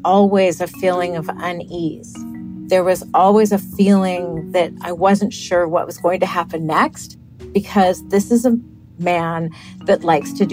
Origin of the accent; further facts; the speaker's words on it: United States; I'm an American too, and I have children in this country. I live in this country